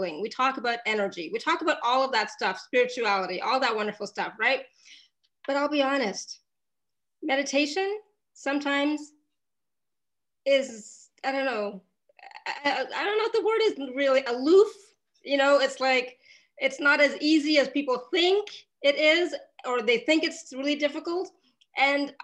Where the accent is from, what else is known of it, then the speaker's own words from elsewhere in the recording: Canada; I grew up in Canada